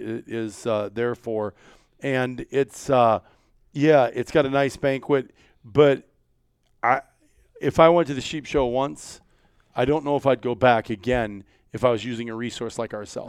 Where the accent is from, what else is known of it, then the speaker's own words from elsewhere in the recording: Iowa, United States; I'm from Iowa